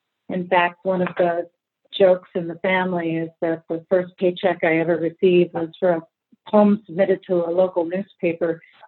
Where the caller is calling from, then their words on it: Idaho, United States; The Pacific Northwest, actually, specifically the Inland Northwest, which is along the panhandle of Idaho and about 100 miles south of Canada.